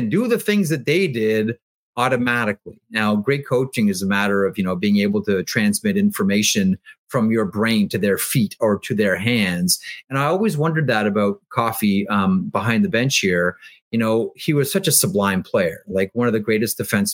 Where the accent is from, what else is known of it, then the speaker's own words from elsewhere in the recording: Toronto, Ontario, Canada; I grew up in Toronto watching Daryl Sittler and watching Buffalo Sabres games